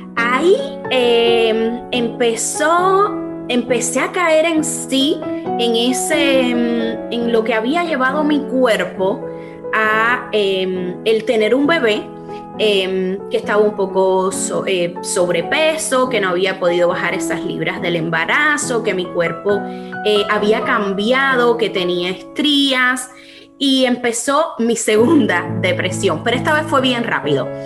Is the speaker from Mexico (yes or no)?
no; Cuba; moved away as an adult; now in United States; que somos cubanas